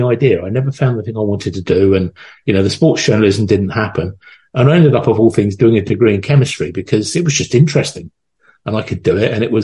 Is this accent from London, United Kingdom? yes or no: yes; London, United Kingdom; I was born in Northwest London in a place called Wembley